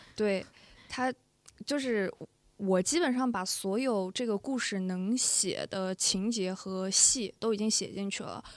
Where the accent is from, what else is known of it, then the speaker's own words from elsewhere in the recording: Xi'an, Shaanxi, China; moved away; 我是西安人嘛